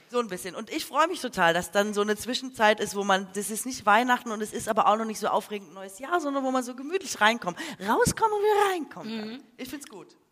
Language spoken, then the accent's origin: German; Swabia, Baden-Württemberg, Germany; mir als Schwäbin